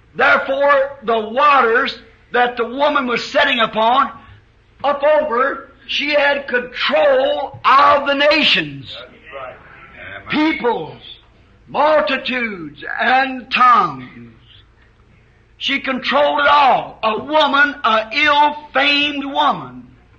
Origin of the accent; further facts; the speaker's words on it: United States; as an American